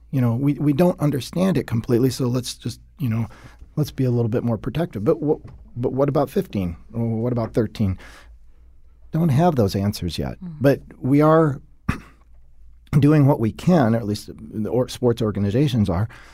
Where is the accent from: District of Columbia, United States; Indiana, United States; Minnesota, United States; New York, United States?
Minnesota, United States; I grew up and am raised in Minnesota